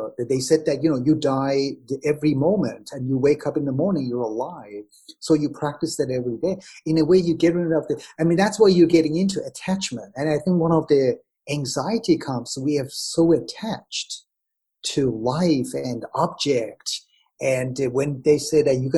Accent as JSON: {"language": "English", "country": "Iran", "moved": "yes", "said": "I'm from Iran"}